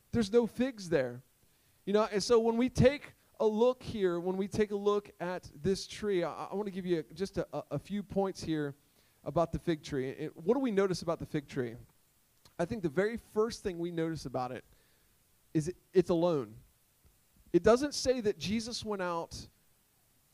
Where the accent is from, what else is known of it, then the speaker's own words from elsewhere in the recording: Sussex County, Delaware, United States; I'm from Sussex County